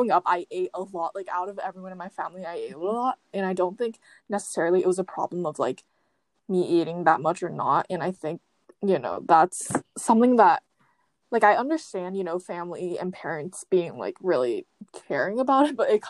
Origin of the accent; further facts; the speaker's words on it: Tokyo, Japan; also born or lived in Taiwan; I was born in Japan, but you know, I moved to Taiwan when I was about one, and I basically lived there up until I was eight, and then I moved back to Tokyo when I was in fourth grade.